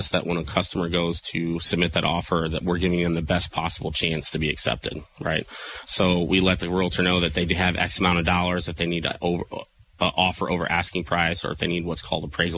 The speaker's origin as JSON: {"language": "English", "town": "Murphysboro", "region": "Illinois", "country": "United States", "tie": "born or raised there", "moved": "yes", "said": "I now have an office in Murfreesboro, Illinois, really? My hometown"}